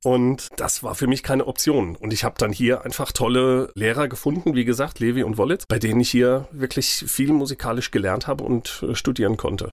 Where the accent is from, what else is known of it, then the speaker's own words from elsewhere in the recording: Mainz, Rhineland-Palatinate, Germany; Ich bin in Finden aufgewachsen. Ich bin ein echter Finder.